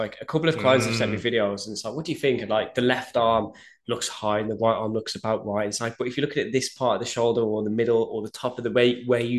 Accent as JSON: {"language": "English", "country": "United Kingdom", "said": "yeah, I'm British."}